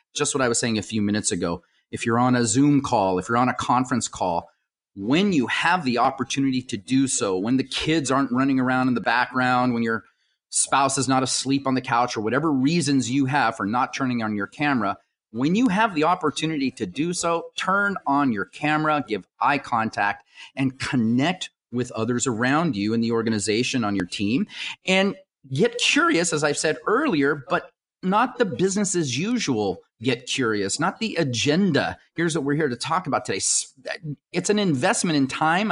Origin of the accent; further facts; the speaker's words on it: United States; I was born here in the United States.